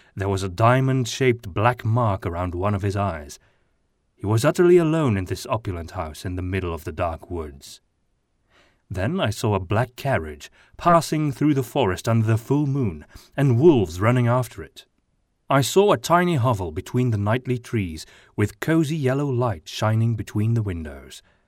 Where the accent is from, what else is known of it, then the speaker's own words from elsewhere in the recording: Flanders, Belgium; accent: Flemish; first language Flemish (Dutch); English is a second language; Flemish is my mother tongue, which is a kind of Dutch